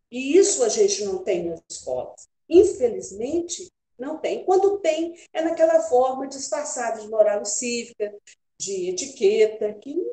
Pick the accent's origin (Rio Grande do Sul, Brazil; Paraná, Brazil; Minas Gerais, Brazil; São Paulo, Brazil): Minas Gerais, Brazil; É, eu sou bem mineira, né? E adoro é Apaixonada é por Minas.